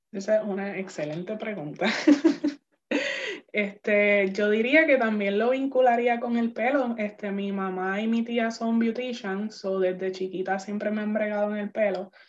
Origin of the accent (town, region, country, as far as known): San Juan, Puerto Rico; born or raised there; moved away as an adult; now in United States